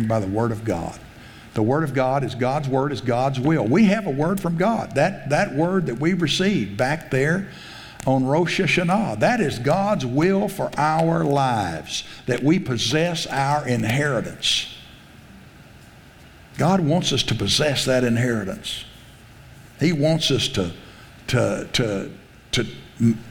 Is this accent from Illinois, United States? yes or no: no; South Texas, United States; I grew up in South Texas